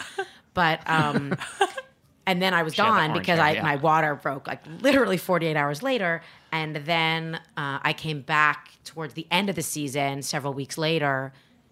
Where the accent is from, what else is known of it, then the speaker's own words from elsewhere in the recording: Canada; I'm not actually American. I'm Canadian